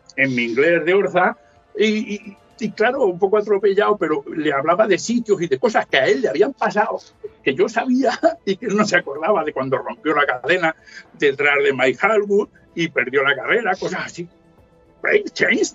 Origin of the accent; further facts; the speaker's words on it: Ayora, Valencian Community, Spain; yo soy de Ayora, del interior de Valencia, y en un pueblo de 5.200 habitantes